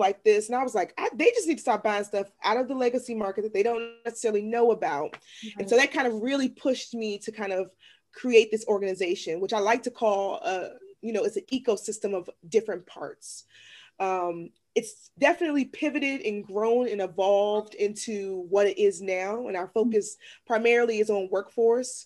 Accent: Washington, District of Columbia, United States; now in Maryland, United States; I'm originally from Washington, D.C., from an area that was heavily impacted by the war on drugs.

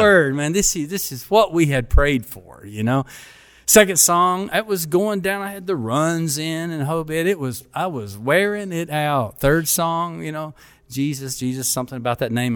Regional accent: Paducah, Kentucky, United States; also born or lived in Germany; I grew up in a small town in Kentucky

